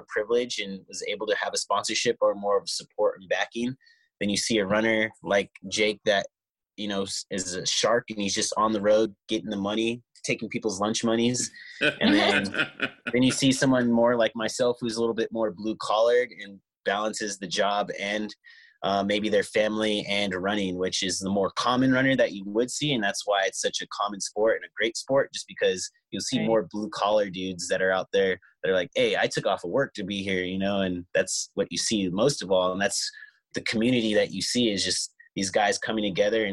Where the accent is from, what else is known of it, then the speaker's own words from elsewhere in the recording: West Coast, United States; also born or lived in Denver / Boulder; we're from the West Coast